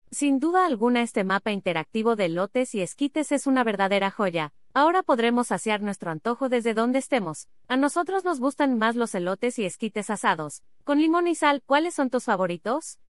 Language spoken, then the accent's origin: Spanish; Mexico; Uno de los placeres que tenemos como mexicanos es ir al tianguis o al carrito de la esquina y comprar un elote con su harta mayonesa, su harto queso, su chilito piquín y su limón